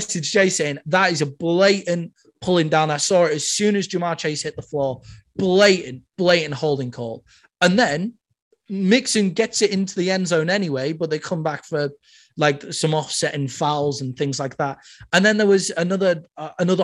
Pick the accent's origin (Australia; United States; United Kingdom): United Kingdom; I'm British